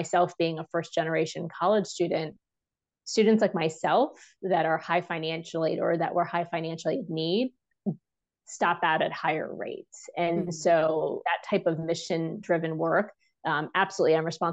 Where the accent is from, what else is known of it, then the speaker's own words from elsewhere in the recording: New Jersey, United States; now in Washington, DC, United States; I live in DC. I'm from New Jersey originally.